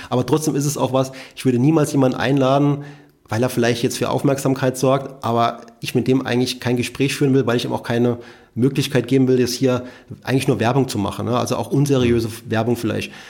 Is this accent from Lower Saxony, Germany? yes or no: no; Saarland, Germany; also born or lived in Rhineland-Palatinate; Saarland ja, ist so meine Heimat, obwohl ich in, in, in Rheinland-Pfalz geboren worden bin und fühle mich sehr wohl hier